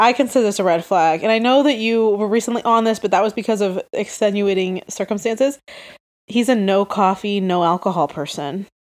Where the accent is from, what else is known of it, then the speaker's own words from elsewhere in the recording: Utah, United States; I'm from Utah.